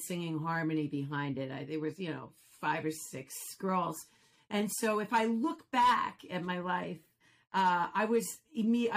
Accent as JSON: {"language": "English", "town": "Commack", "region": "New York", "country": "United States", "tie": "born or raised there", "said": "I grew up in Comac. I'm a Comac girl, Comac North"}